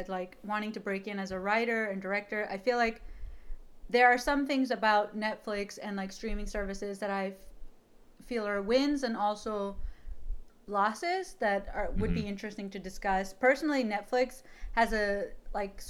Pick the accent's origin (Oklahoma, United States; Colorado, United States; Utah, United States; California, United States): Utah, United States; I grew up in Utah